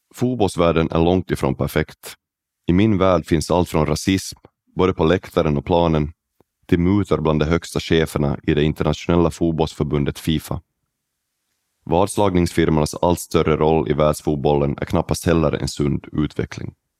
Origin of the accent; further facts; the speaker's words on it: Oravais, Ostrobothnia, Finland; now in Silkeborg, Denmark; Jag växte upp i Oravais